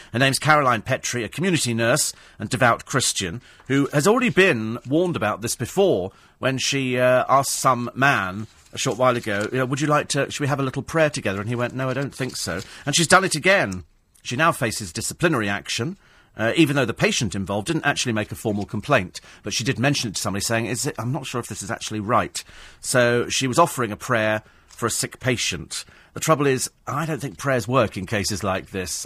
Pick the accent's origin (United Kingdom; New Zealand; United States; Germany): United Kingdom; we're British